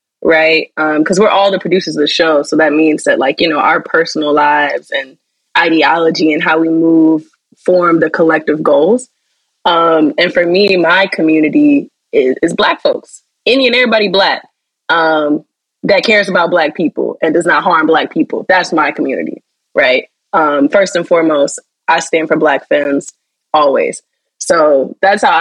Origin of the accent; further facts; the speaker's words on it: Alabama, United States; I come from the South. I come from Alabama. So the Southeast is my home.